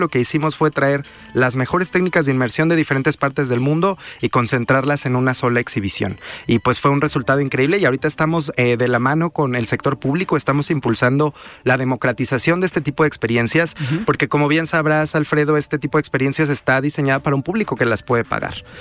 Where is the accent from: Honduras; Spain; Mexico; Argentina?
Mexico; nosotros somos juzgados como mexicanos